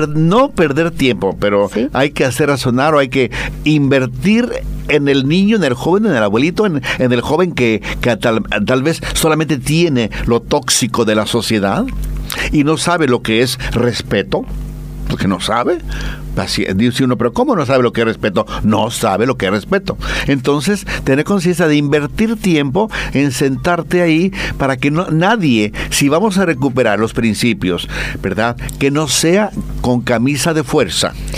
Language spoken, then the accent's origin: Spanish; Mexico; moved away; el viva México, como decimos allá en mi tierra